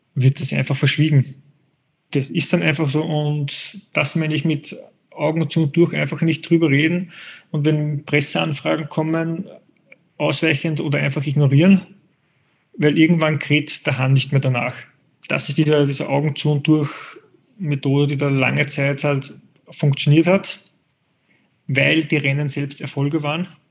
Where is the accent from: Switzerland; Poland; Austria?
Austria; als Österreicher kenne ich die österreichische Zielgruppe der Triathleten